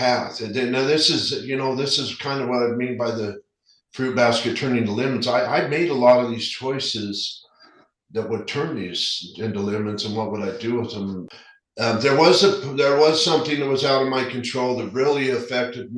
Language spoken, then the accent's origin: English; Salt Lake City, Utah, United States; also born or lived in Sandy, Utah; Born and raised in Salt Lake